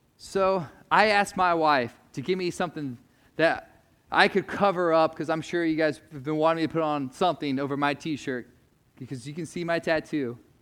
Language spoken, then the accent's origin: English; United States; as American Christians